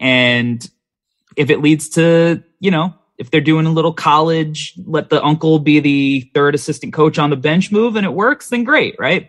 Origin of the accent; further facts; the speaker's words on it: New York, United States; I'm a New Yorker.